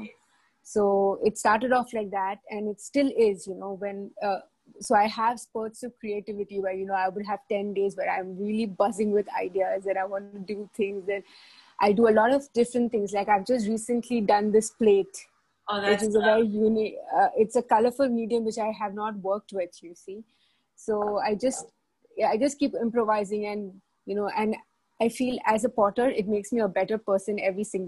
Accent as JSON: {"language": "English", "country": "India", "moved": "yes", "lives_now": "Dubai, United Arab Emirates", "said": "I come from India. I've been in Dubai for a while."}